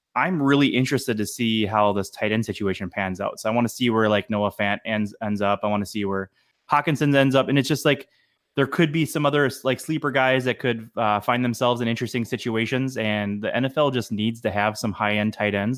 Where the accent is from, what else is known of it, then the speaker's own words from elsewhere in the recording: Madison, Wisconsin, United States; also born or lived in Iowa; now in Minnesota, United States; I grew up in Madison, Wisconsin